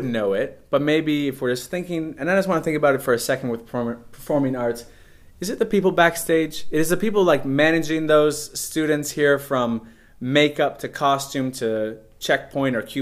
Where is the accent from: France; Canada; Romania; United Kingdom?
Canada; moved away; growing up in Canada, especially in small town Canada